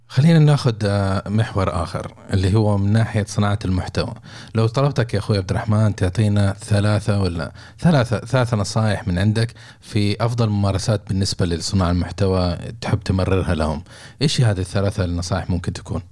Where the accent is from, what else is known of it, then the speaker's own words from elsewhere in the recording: Saudi Arabia; عندنا في السعوديه